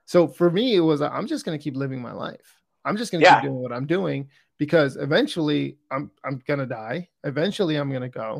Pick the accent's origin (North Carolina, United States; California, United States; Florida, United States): California, United States; I grew up in California